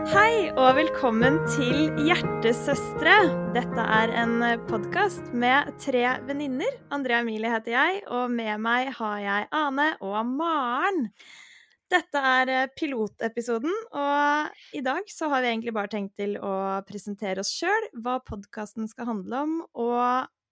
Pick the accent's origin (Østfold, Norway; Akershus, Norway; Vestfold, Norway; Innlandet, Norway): Vestfold, Norway; Hvasser; also born or lived in Løren, Oslo; now in Oslo, Norway; jeg kommer egentlig fra Hvasser utafor Tjøme, men nå bor jeg på Løren